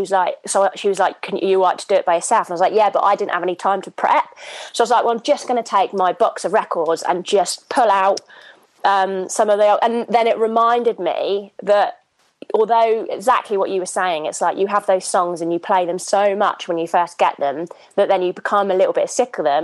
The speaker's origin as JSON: {"language": "English", "town": "Hythe", "region": "South East England", "country": "United Kingdom", "tie": "born or raised there", "moved": "yes", "lives_now": "London, United Kingdom", "said": "I grew up in Southampton, and I grew up on a farm in a little village called Hythe."}